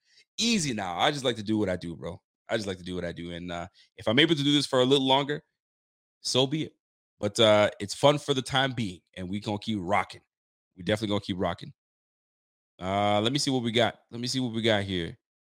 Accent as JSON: {"language": "English", "region": "Nova Scotia", "country": "Canada", "said": "I sure am in Canada. I am a Canadian, my G. I live in Nova Scotia. I'm out here in Scotialand."}